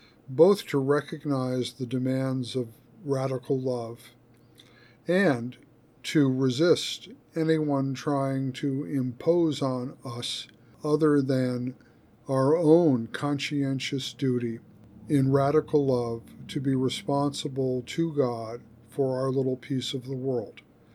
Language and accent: English; United States; as an American in the 21st century